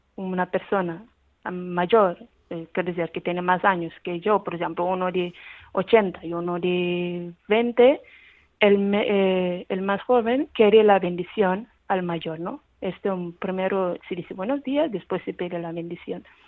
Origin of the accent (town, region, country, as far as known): Cape Verde